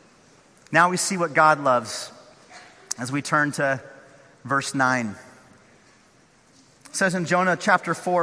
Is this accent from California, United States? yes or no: yes; Northern California, United States; now in Orange County, United States; I grew up in Northern California.